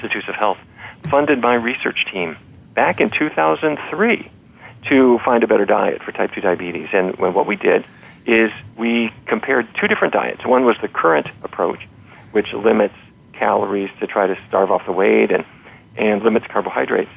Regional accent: North Dakota, United States; I grew up in North Dakota, and so every day was roast beef or pork chops

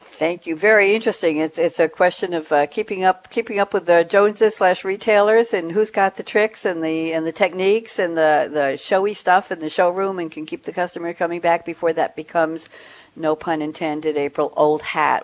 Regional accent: New York, United States; moved away as an adult; also born or lived in Long Island, New York; now in Durham, United States; recently relocated from New York after 35 years living on Long Island, a couple of miles from where I grew up in Douglaston, New York

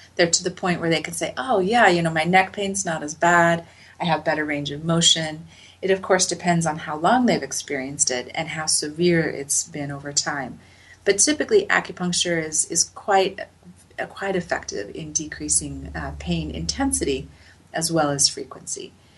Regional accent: Salt Lake City, Utah, United States; I grew up in Salt Lake City

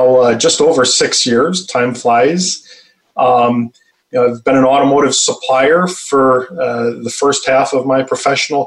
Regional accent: Detroit, Michigan, United States; I'm born and raised in Michigan, the Metro Detroit area

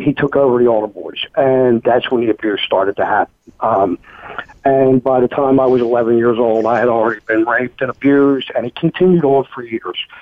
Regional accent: Philadelphia, Pennsylvania, United States; moved away as an adult; now in Knoxville, United States; I grew up in Philadelphia, Pennsylvania, very Irish Catholic neighborhood

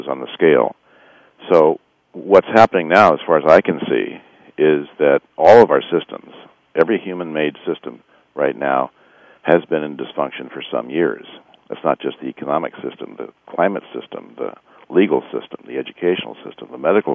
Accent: Bay Area, California, United States; I've been here all my life. I was born here in the Bay Area

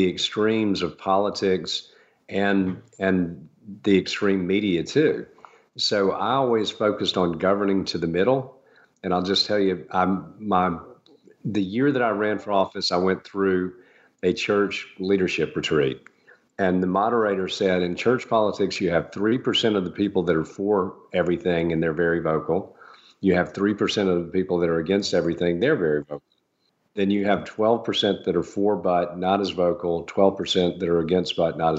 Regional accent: Augusta, Georgia, United States; When I moved back to Augusta from after having a career in real estate development, I thought things here in my hometown were great

